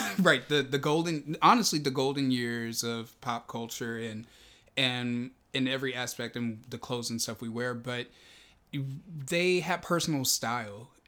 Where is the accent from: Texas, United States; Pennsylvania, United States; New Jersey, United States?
Texas, United States; now in Los Angeles, United States; I grew up in Texas